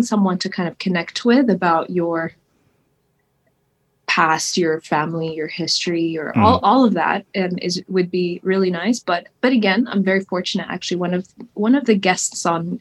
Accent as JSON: {"language": "English", "country": "Kuwait", "tie": "born or raised there", "also_born_or_lived": "United States / London, United Kingdom", "moved": "as an adult", "said": "I was born there, raised there. I lived in Kuwait for 18 years"}